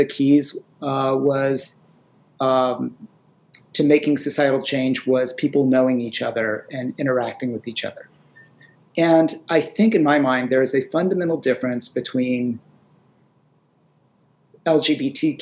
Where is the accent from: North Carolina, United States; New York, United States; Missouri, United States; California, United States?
North Carolina, United States; I grew up in North Carolina in the 60s and 70s.